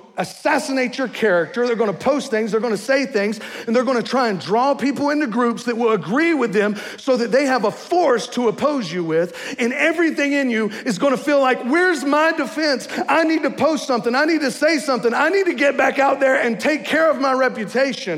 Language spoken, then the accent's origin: English; the South, United States; moved away; I'm from the South